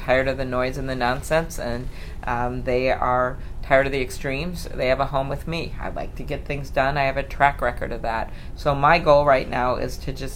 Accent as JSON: {"language": "English", "region": "Midwest", "country": "United States", "said": "I'm from the Midwest"}